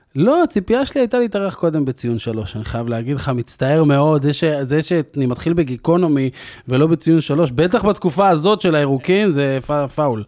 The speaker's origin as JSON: {"language": "Hebrew", "town": "Afula", "region": "Northern District", "country": "Israel", "tie": "born or raised there", "said": "אני גדלתי בעפולה של שנות ה-90"}